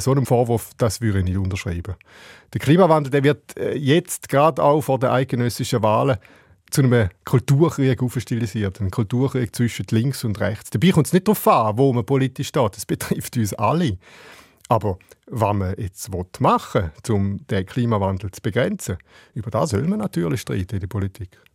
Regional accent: Switzerland; bei uns in der Schweiz

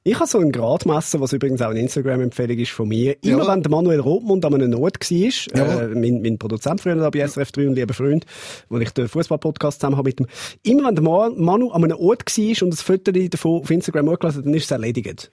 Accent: Zurich, Switzerland; Als Zürcher kann ich euch sagen

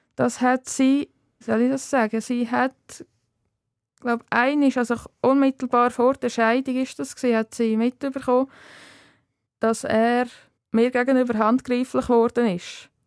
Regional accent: Wettingen, Aargau, Switzerland; moved away as an adult; now in Zollikofen, Switzerland; aufgewachsen bin ich im Kanton Aargau, zu Wettigen und aktuell äh, wohne ich in Zollikofen bei Bern.

